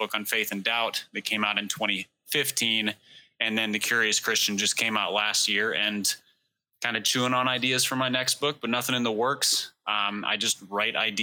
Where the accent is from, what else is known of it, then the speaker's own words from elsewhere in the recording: Minneapolis, Minnesota, United States; I grew up in Minneapolis